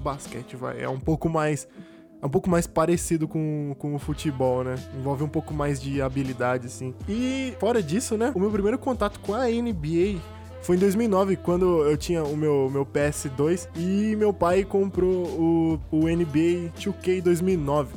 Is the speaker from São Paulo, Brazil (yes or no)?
yes; Cosmópolis, São Paulo, Brazil; eu sou de uma cidade do interior de São Paulo, chamada Cosmópolis